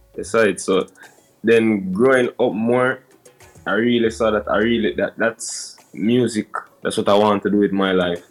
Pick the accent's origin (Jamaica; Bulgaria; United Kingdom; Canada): Jamaica; Kingston; I'm from Jamaica. Yeah, from a community called Duhaney Park. More specifically, New Haven